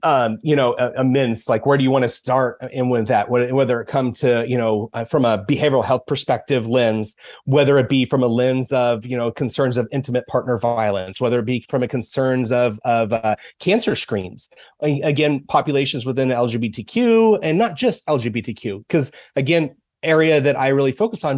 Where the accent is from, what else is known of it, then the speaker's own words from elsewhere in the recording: Dodge City, Kansas, United States; also born or lived in Goodland, Kansas / Olathe, Kansas; I grew up in Dodge City, Kansas.